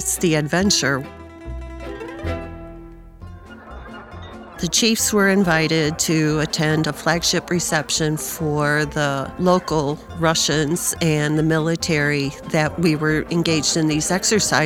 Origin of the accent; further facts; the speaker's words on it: Detroit, Michigan, United States; I'm from Detroit, Michigan